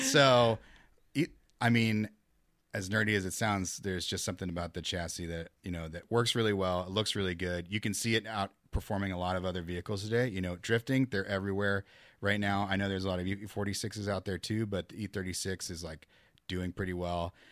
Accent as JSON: {"language": "English", "region": "Midwest", "country": "United States", "moved": "yes", "said": "I'm from the Midwest"}